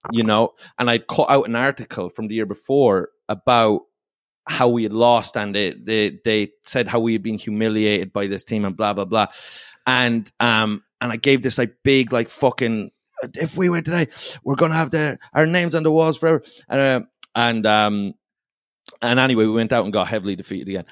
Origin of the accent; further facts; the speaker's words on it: Ireland; I'm from Ireland. So I I grew up playing a sport called hurling